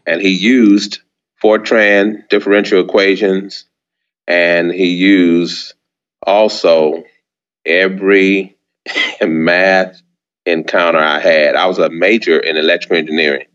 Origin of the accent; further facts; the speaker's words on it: San Antonio, Texas, United States; also born or lived in Birmingham, Alabama; I was born in San Antonio, Texas. Mm-hmm. That's where I was reared